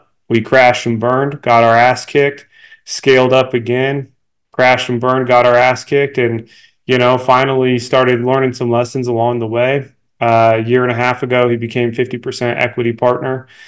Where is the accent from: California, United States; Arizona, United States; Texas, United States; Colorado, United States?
Colorado, United States; Denver; here in Denver, my hometown